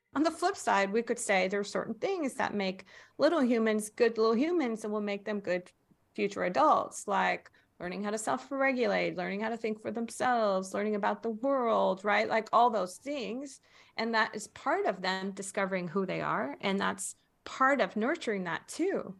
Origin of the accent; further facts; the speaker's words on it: Faroe Islands; now in United States; I was born in the Faroe Islands.